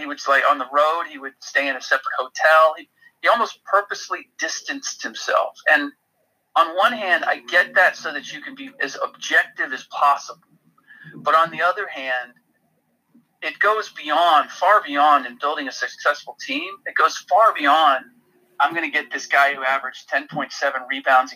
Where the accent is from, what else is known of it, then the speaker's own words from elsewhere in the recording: Cincinnati, Ohio, United States; moved away; growing up in Cincinnati and the Reds